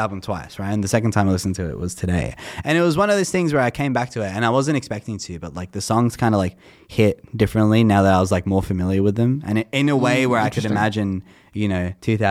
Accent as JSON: {"language": "English", "country": "Australia", "said": "being Australian"}